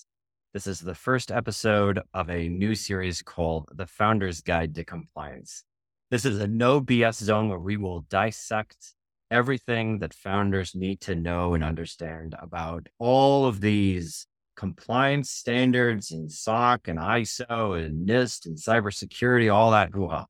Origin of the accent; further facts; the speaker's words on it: Minnesota, United States; I grew up in Minnesota.